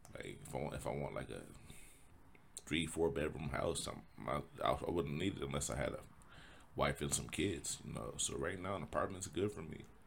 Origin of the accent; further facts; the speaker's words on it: Indianapolis, Indiana, United States; Born and raised in Indy, Indianapolis, Indiana